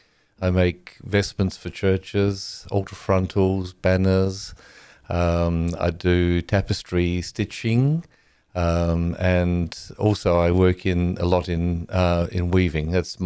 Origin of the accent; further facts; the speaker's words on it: Australia; also born or lived in Netherlands; I was born in the Netherlands, brought up in Australia.